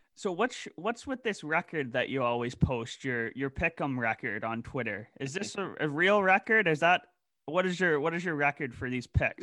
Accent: Canada; we are Canadian

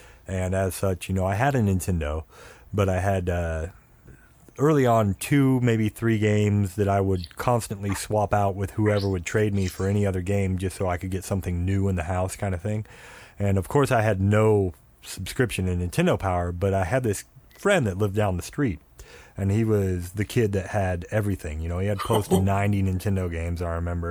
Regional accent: Oklahoma, United States; also born or lived in Georgia; when I moved from Georgia to the Oklahoma area where I predominantly grew up

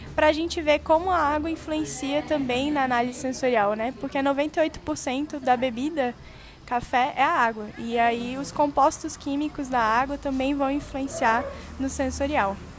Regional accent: Brasília, Federal District, Brazil; also born or lived in Australia; now in Taubaté, Brazil; eu sou de Brasília

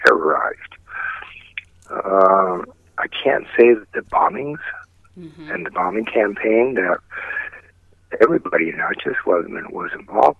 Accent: San Francisco, California, United States; this is my hometown

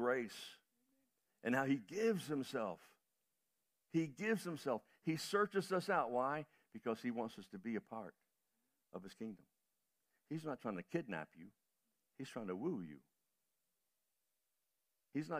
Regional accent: United States; being an American traveling around the world

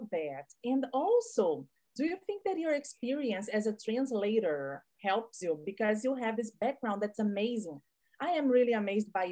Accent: Brazil; English is a second language; I learned English as a second language in Brazil, actually as a foreign language, because in Brazil we don't speak English as a second language.

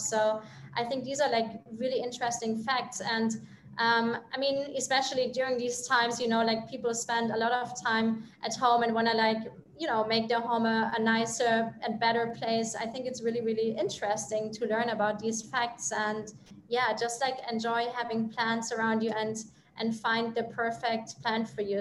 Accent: Germany; moved away; I'm from Europe, I'm from Germany actually

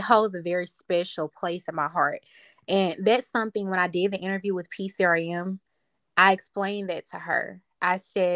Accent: the South, United States; I'm from the South

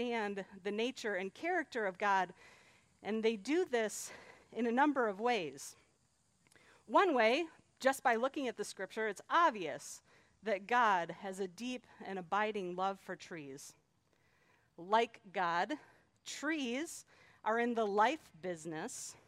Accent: Detroit, Michigan, United States; growing up in Metro Detroit

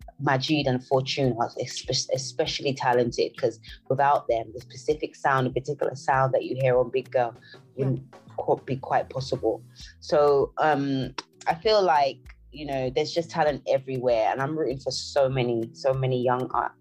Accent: Nigeria; I'm an African, and I'm Nigerian more specifically.

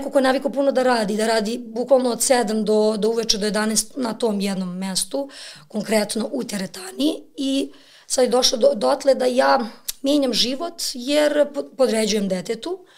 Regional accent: Lazarevac, Belgrade, Serbia; ja sam rođena sam u Beogradu, ali ja sam do srednje škole bila u Lazarevcu.

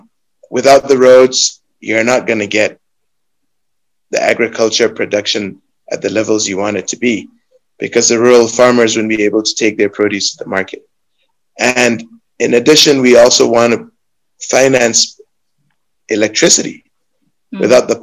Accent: Nigeria; I'm a Nigerian, born and raised.

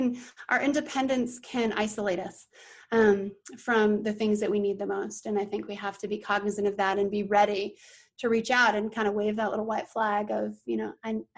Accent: Colorado, United States; Now, I came from Colorado, so forgive me, but they have the best fried chicken, like, ever. I have never tasted fried food so good as I have here in the South

